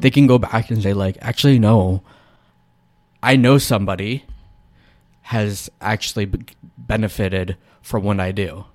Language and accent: English; United States